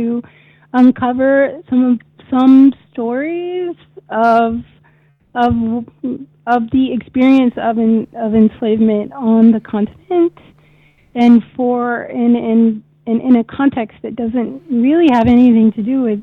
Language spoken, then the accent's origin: English; United States; I'm Black American